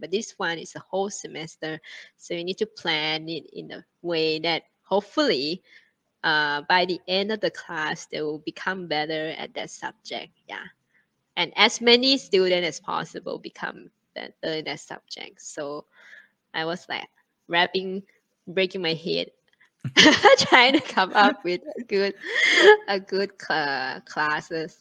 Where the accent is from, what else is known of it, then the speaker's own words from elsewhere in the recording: Thailand; moved away as an adult; also born or lived in China; now in Singapore; Thailand is my uh, my home country